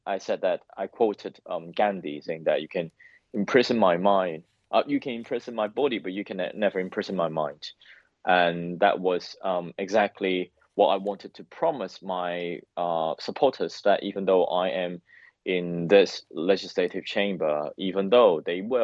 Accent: Hong Kong; moved away as an adult; now in London, United Kingdom; I'm a democratic activist from Hong Kong.

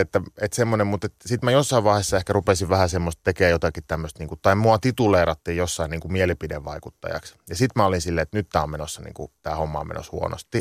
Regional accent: Sonkajärvi, North Savo, Finland; now in London, United Kingdom; mä oon kasvanut Sonkajärvellä, että 25 kisan päässä

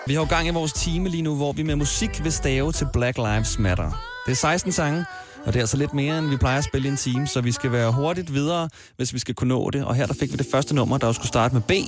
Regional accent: Smørum, Capital Region of Denmark, Denmark; also born or lived in Nørrebro, Copenhagen; now in Copenhagen, Denmark; Jeg voksede op i Smørum, en lille by.

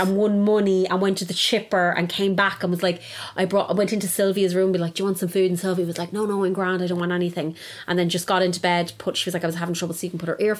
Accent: Ireland; because we're Irish, as we were just saying.

